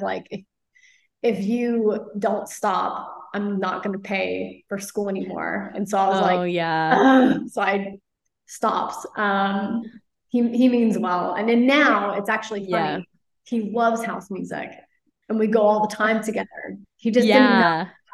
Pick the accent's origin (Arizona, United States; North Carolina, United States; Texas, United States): Texas, United States; Flower Mound; I grew up in Dallas, a suburb outside called Flower Mound